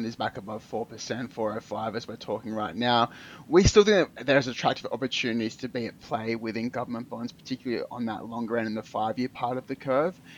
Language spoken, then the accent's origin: English; Australia; as an Australian